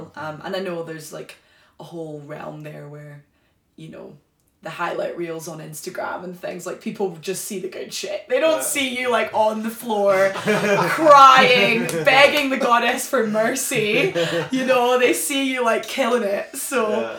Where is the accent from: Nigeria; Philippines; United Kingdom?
United Kingdom; Glasgow, Scotland; moved away; also born or lived in Wales; I was born and raised in Glasgow in Scotland